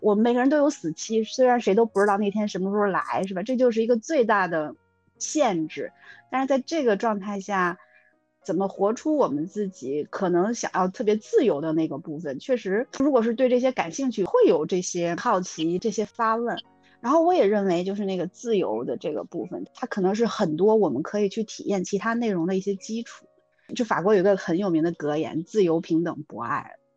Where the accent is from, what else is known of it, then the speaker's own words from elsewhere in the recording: Beijing, China; 我小的时候在北京的夏天